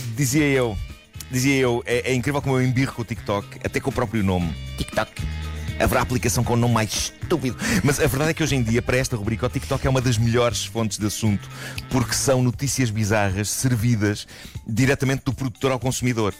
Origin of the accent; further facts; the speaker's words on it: Lisbon, Portugal; Na minha juventude em Benfica